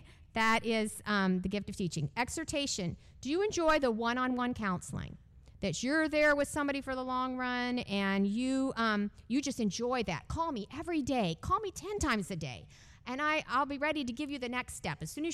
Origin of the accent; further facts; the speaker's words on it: California, United States; born there; also born or lived in Texas / Illinois / Canada / Georgia; I was born in California. I moved constantly growing up. I lived four places: California, Texas, Illinois, Canada, Georgia, South Carolina.